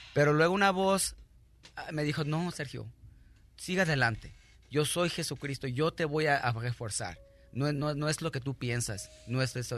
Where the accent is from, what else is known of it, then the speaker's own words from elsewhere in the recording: Mexico; now in United States; yo soy mexicano